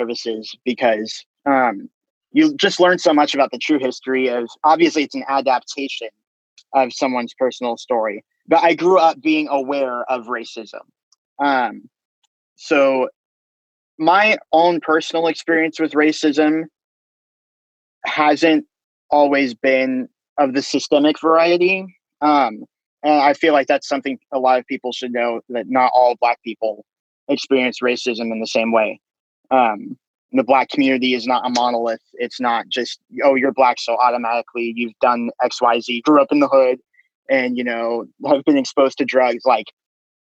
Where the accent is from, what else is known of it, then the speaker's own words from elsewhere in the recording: Austin, Texas, United States; also born or lived in Japan; I was born in Japan. So he retired and then we moved to Austin